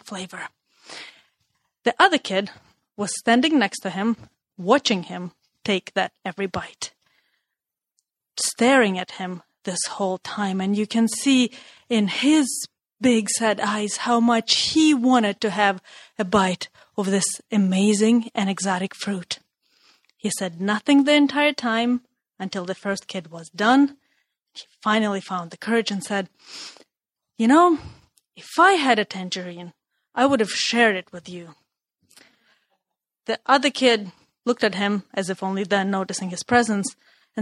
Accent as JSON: {"language": "English", "country": "Russia", "tie": "born or raised there", "moved": "yes", "said": "Growing up in Russia"}